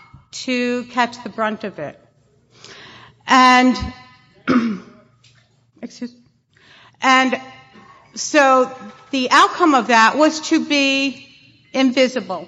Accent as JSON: {"language": "English", "town": "New York City", "region": "New York", "country": "United States", "tie": "born or raised there", "said": "I grew up in Brooklyn, and it was a row houses, if you will, small homes"}